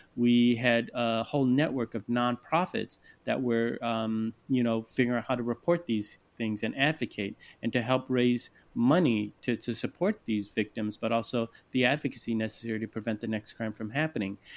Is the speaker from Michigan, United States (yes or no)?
yes; Detroit, Michigan, United States; I'm from Detroit, a very racialized city. I grew up, you know, just trying to straddle that line